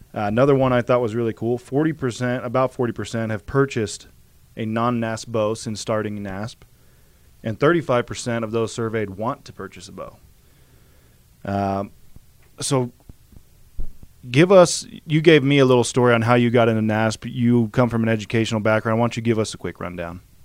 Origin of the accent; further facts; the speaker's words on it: Idaho, United States; I grew up in Idaho